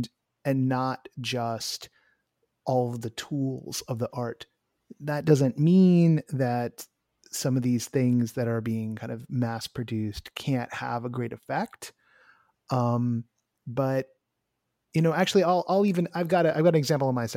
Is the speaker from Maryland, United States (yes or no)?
no; Bay Area, California, United States; also born or lived in Orange County, California; now in Los Angeles, United States; I was born in Orange County. I grew up in the Bay Area, but I was born in Orange County.